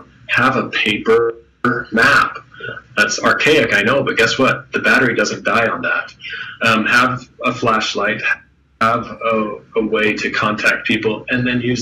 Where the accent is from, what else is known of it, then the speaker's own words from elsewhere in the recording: Sandy, Utah, United States; now in St. George, United States; I grew up in Sandy and vacationed down here in St. George as well when I was a young boy